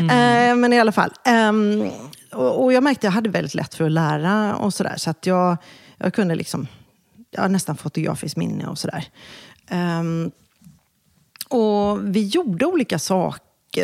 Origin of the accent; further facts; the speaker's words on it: Kungälv, Västra Götaland, Sweden; also born or lived in Gothenburg; jag växte faktiskt upp strax norr om Göteborg. Så jag tillbringade nog min barndom och Eh, mina tonår i Kungälv